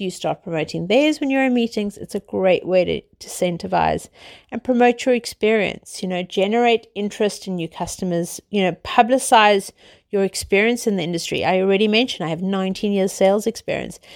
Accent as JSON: {"language": "English", "country": "South Africa", "tie": "born or raised there", "said": "I'm South African, as you guys know from my dodgy accent. I grew up literally living in the sunshine, outdoors, on the beach"}